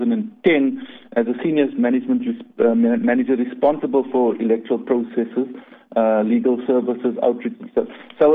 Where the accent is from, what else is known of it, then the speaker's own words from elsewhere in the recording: Uitenhage, Eastern Cape, South Africa; moved away as an adult; now in Cape Town, South Africa; I'm not originally from Cape Town. I'm born and bred in Uitenhage in the Eastern Cape.